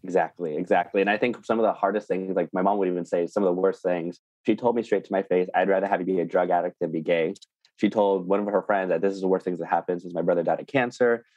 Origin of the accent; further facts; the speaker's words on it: small town east of Bakersfield, California, United States; I was raised in Tatree, which is a small town east of Bakersfield, California